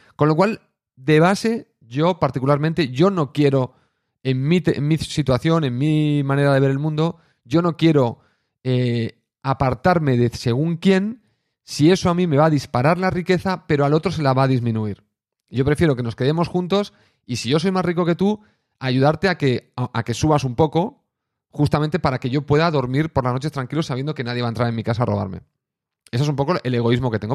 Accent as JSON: {"language": "Spanish", "region": "Catalonia", "country": "Spain", "said": "Siendo catalán"}